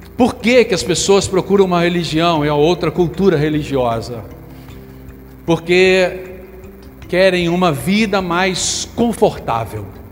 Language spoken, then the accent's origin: Portuguese; Brazil; nós somos brasileiros, certo? Somos brasileiros